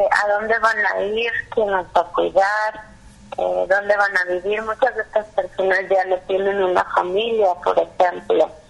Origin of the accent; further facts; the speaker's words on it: Jalisco, Mexico; específicamente en nuestro estado, en Jalisco